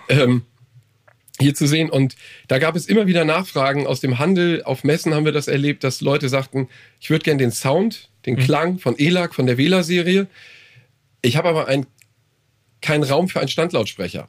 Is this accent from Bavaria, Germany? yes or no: no; Hamburg, Germany; ich bin aus Hamburg. Also, aus dem ja. Vorort von Hamburg, wohne aber da.